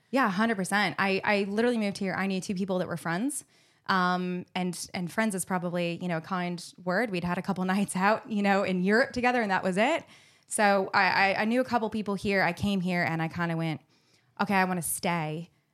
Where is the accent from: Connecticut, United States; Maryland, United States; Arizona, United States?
Arizona, United States; Phoenix; accent: American; moved away as an adult; also born or lived in Hawaii / Los Angeles / New York; now in Melbourne, Australia; I grew up on the West Coast in Phoenix, which is right next to California